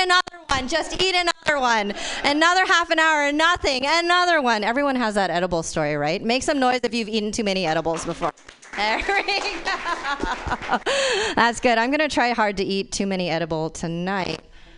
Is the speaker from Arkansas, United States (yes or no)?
no; Fremont, California, United States; speaking of shit, I'm also from Fremont.